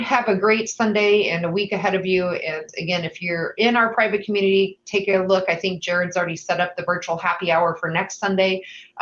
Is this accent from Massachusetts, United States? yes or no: no; Indiana, United States; now in Iowa, United States; I grew up in Indiana, and I am an Indiana transplant into Iowa